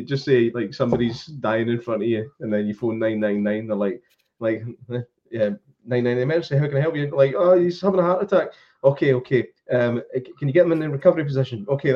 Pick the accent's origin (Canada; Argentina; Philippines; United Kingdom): United Kingdom; Bangor Hospital, West Lothian, Scotland; Bangor was it's a hospital I was born